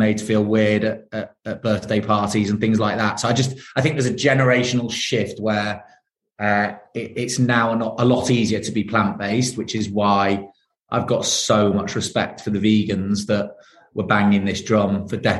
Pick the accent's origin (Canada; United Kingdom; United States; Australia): United Kingdom; Manchester, North West England; I was brought up in South Manchester with two brothers